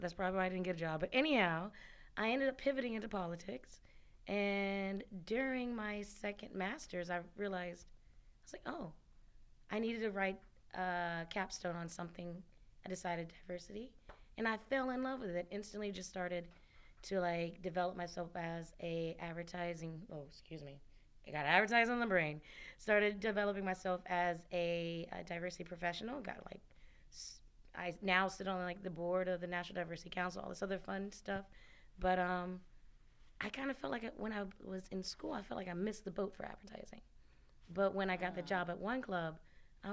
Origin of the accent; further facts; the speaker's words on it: Birmingham, Alabama, United States; moved away; I'm originally from Alabama. Actually, I claim both states. So I'm right down the middle on both, like, where I grew up, where I lived, in between cultures